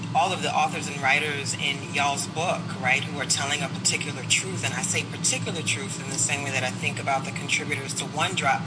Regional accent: United States; I was born and raised in this country

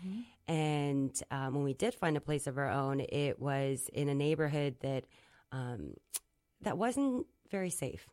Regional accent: Springfield, Virginia, United States; born or raised there; also born or lived in South Korea

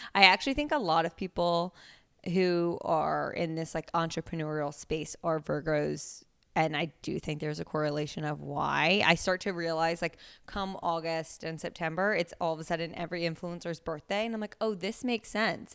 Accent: Princeton, New Jersey, United States; moved away as an adult; also born or lived in Pennsylvania; now in New York, United States; I am originally from Princeton, New Jersey. technically, I guess I was born in New York, but we moved when I was, like, three, so I don't have any memories of that time. And I grew up in Jersey.

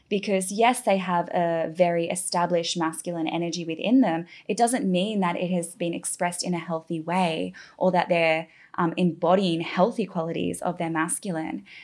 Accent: Australia; moved away as an adult; now in Bali, Indonesia; I'm from Australia, a very green, beautiful

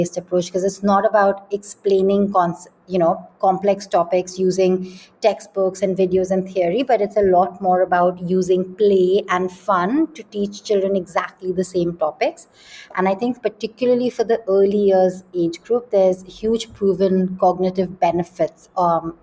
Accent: Delhi, India; also born or lived in London; I grew up in Delhi, which again does not have very many green spaces.

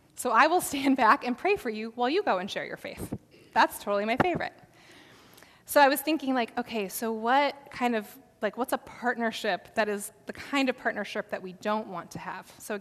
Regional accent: South Dakota, United States; I grew up in South Dakota

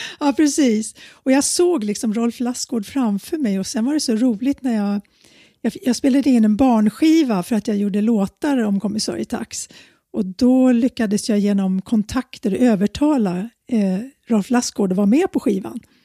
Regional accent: Handen, Stockholm County, Sweden; also born or lived in Södermalm, Stockholm; now in Stockholm, Sweden; Jag växte upp ute i Handen, Haninge kommun

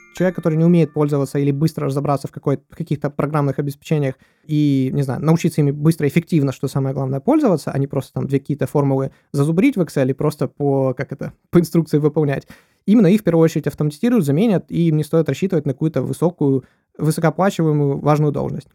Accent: Ukraine; я с Украины

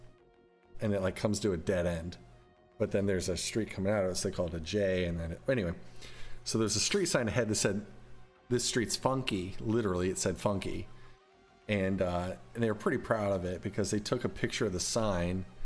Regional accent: Decatur, Illinois, United States; my hometown, Decatur, Illinois

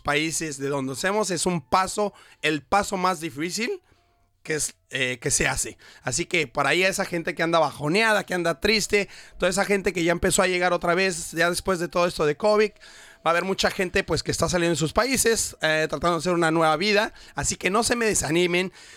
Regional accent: Toluca, State of Mexico, Mexico; moved away as an adult; also born or lived in Metepec; now in Brisbane, Australia; Aunque vivía en Metepec, Estado de México, pero toda mi familia es de Ciudad de México. Pero yo nací en Toluca

